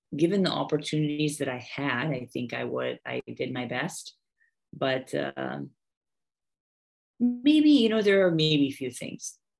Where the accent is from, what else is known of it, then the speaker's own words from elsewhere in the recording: United States; moved away as an adult; also born or lived in Haridwar, India; now in Bihar, India; I'm American, uh, born and raised